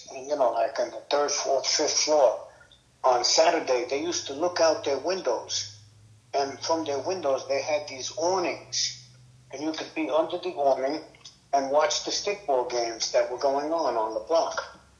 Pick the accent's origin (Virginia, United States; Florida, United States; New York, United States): New York, United States; New York City; I grew up on a block, 138th Street in New York City